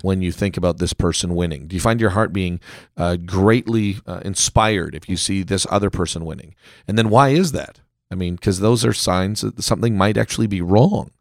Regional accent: Canada; now in United States; I am a Canadian, you know, in America

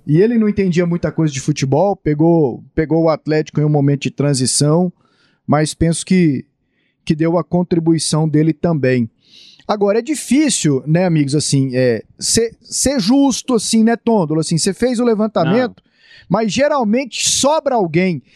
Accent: São José do Rio Preto, São Paulo, Brazil; now in Goiânia, Brazil; Sou paulista, do interior de São Paulo, São José do Rio Preto

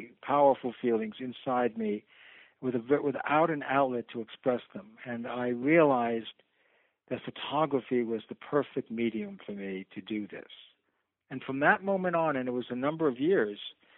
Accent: New York City, New York, United States; I'm a New Yorker, and so I was home in Manhattan

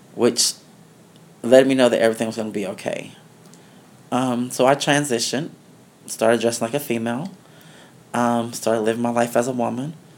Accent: Denver, Colorado, United States; also born or lived in the South; now in New York City, United States; I was born in Denver, Colorado. Mm-hmm. Um, growing up in Denver, Colorado was okay.

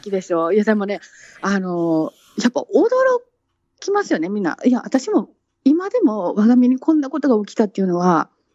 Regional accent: Japan; born or raised there; moved away as an adult; now in London, United Kingdom

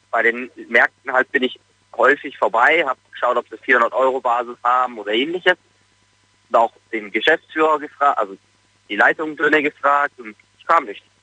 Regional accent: Munich, Bavaria, Germany; wie du ja schon gesagt hast, ich komme aus München

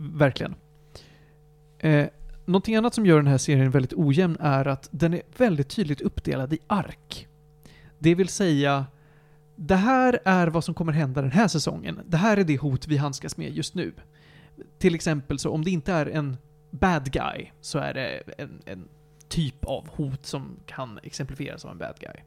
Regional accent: Sweden; tittar man på mig som en svensk

